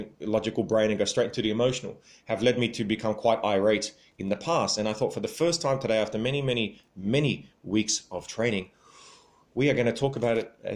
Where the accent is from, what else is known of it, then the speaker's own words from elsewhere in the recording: Sydney, New South Wales, Australia; I am from Sydney